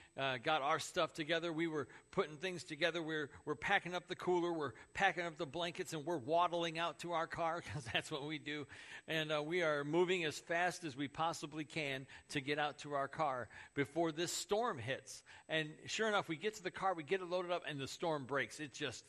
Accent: Crown Point, Indiana, United States; I grew up in Crown Point

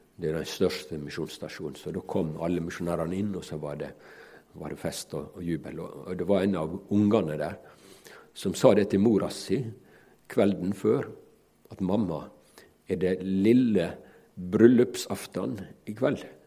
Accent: Ellingsøya, Møre og Romsdal, Norway; mi heimbygd, Ellingsøya, der jeg vokste opp

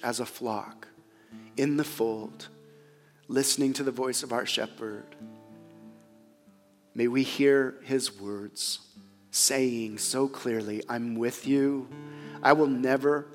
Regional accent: United States; as American Christians, and again, I'm one of them

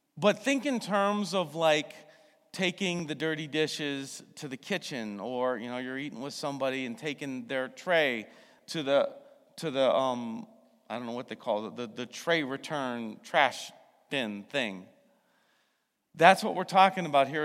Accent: United States; I'm also an American

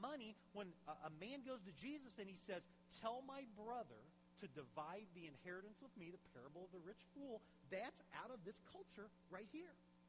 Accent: Champaign, Illinois, United States; growing up in Champaign. When I was 16, my mom and dad, even though we really were not wealthy at all, probably lower middle class is how I would describe my family.

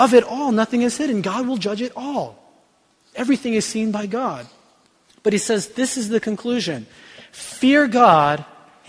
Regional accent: the Bible Belt, United States; I grew up in the Bible Belt

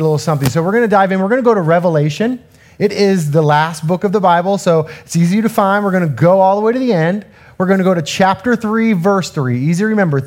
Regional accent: Southern California, United States; I'm from Southern California

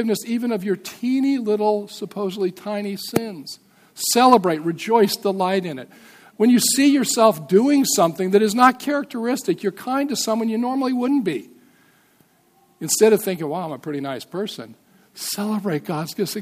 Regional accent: Montana, United States; I'm from Montana

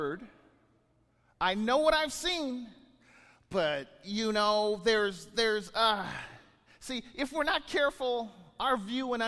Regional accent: Bakersfield, California, United States; I wasn't born in California. I was born in Bakersfield

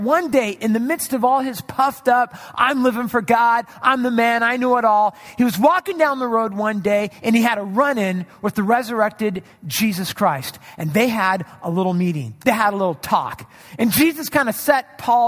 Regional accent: Orange County, California, United States; moved away; I grew up in Orange County, California, in an area that was predominantly Catholic.

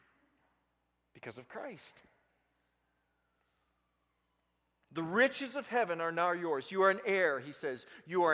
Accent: Vigo County, Indiana, United States; When I grew up in Vigo County, the sheriffs were at the Dunkin' Donuts

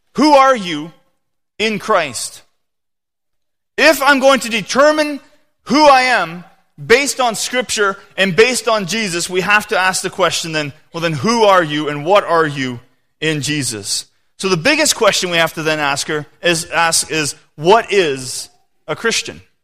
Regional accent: Canada; I am a Canadian, you know, citizen

